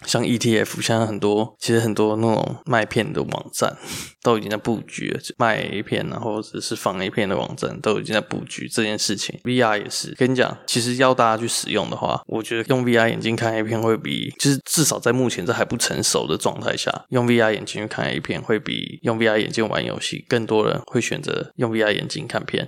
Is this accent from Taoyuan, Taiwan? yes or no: yes; Taoyuan, Taiwan; 我是桃园人